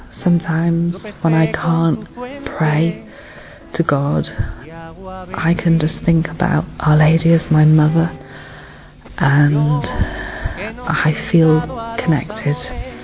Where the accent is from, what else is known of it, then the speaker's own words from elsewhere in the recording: England, United Kingdom; I'm from England